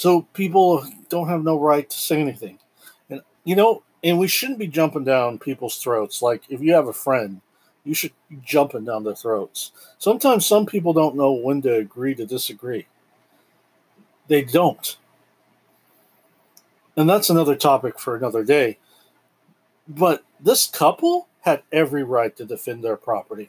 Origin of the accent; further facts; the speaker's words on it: United States; as an American